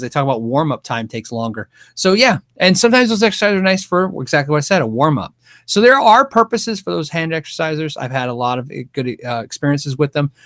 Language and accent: English; United States; I'm American